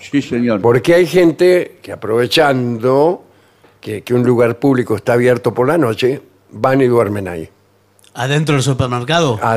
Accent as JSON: {"language": "Spanish", "country": "Japan", "said": "¿Usted es japonés? Sí, soy japonés, ¿cómo le va?"}